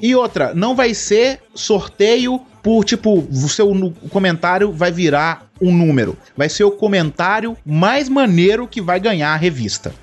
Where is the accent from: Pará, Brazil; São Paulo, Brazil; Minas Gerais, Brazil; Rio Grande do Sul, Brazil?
Minas Gerais, Brazil; Belo Horizonte; eu sou de Belo Horizonte